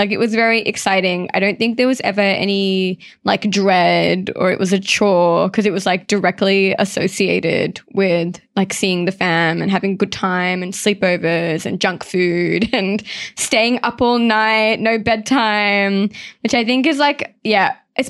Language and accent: English; Sydney, New South Wales, Australia; growing up, I lived in Mount Druitt, but a lot of my family lived in the inner south, Arncliffe, Rockdale, like that kind of area in Sydney.